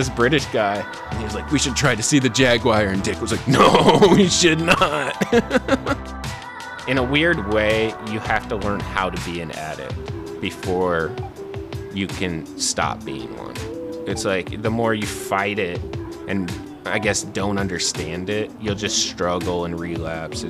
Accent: Whidbey Island, Washington, United States; moved away; I'm a writer and comedian from Whidbey Island, Washington, originally

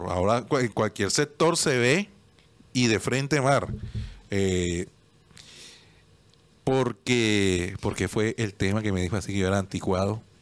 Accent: Medellín, Antioquia, Colombia; Juan Sebastián, si tú supieras, yo vengo de Medellín. Lo que yo vi allá.

